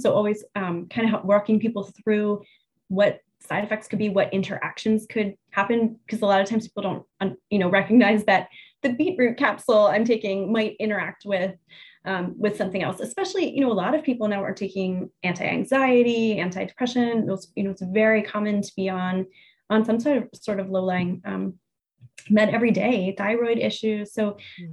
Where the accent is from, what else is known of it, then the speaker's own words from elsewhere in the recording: Pennsylvania, United States; now in New Jersey, United States; I grew up in Pennsylvania, where Jersey is considered the armpit of the United States. So to say that I now oh. live in New Jersey